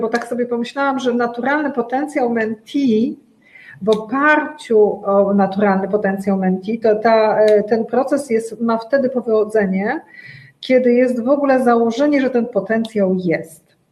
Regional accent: Łódź, Łódź Voivodeship, Poland; Ja pochodzę z Łodzi

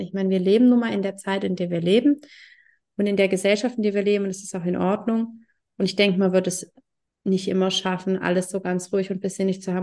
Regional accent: Germany; bei uns in Deutschland

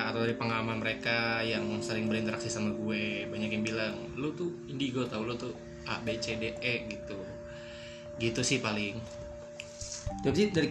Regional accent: Palembang, South Sumatra, Indonesia; Gue bukan orang Jawa. Gue orang Sumatera, hmm. Palembang.

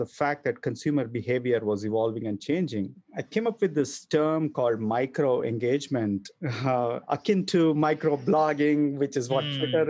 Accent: Bangalore, Karnataka, India; moved away as an adult; now in United States; So I was born and raised in Bangalore in a middle-class family

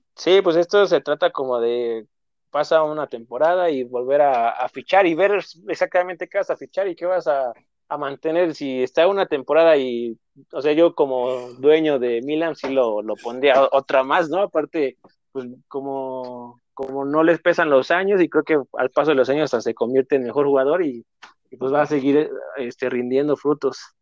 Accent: Mexico; nosotros como mexicanos

